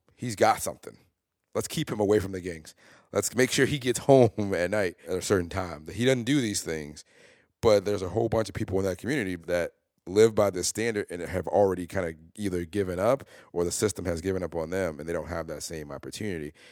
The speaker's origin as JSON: {"language": "English", "town": "Chicago", "region": "Illinois", "country": "United States", "tie": "born or raised there", "said": "I grew up in North Lawndale"}